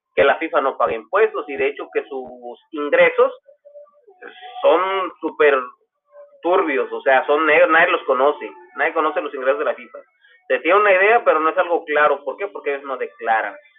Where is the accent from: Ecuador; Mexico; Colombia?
Mexico